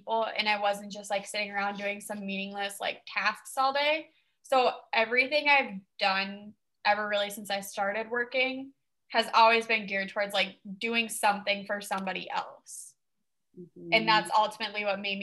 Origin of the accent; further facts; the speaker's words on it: Fargo, North Dakota, United States; also born or lived in Wahpeton, North Dakota; I am from Fargo, North Dakota.